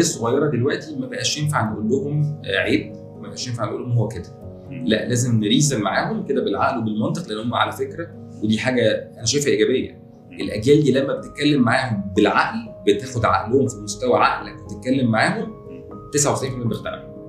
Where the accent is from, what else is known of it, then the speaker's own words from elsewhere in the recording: Egypt; عندنا في مصر